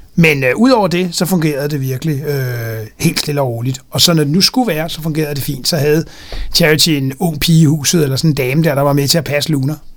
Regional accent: Denmark

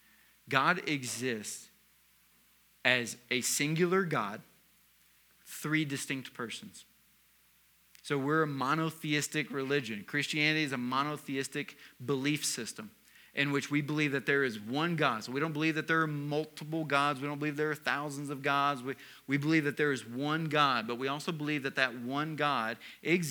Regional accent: the South, United States; moved away; I was raised in the South

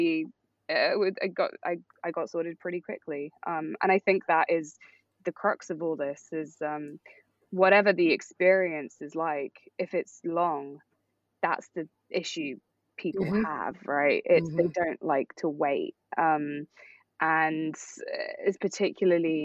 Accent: United Kingdom; moved away as an adult; now in New York, United States; growing up in Europe

